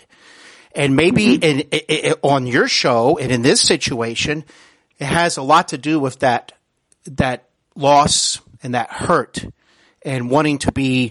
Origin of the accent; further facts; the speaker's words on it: Cincinnati, Ohio, United States; also born or lived in Knoxville, Tennessee; I'm from Cincinnati, Ohio